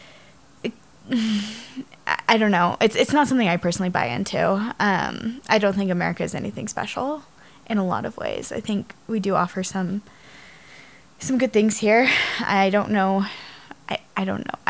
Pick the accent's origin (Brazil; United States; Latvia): United States